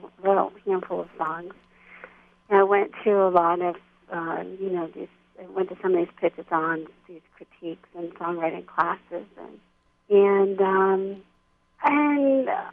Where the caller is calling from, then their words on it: Pennsylvania, United States; I'm calling in from Central Pennsylvania. Haven, Pennsylvania, to be exact.